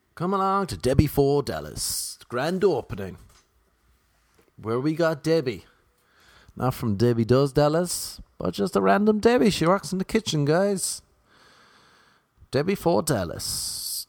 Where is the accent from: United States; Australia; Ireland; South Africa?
Ireland; I'm Irish. I'm not Irish American.